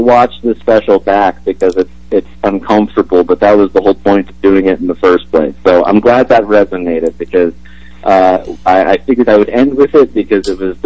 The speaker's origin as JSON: {"language": "English", "country": "Canada", "said": "as a Canadian"}